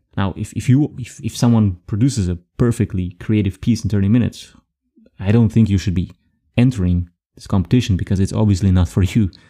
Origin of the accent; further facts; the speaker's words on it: Belgium; also born or lived in Frankfurt; now in Germany; I'm from Belgium and I moved here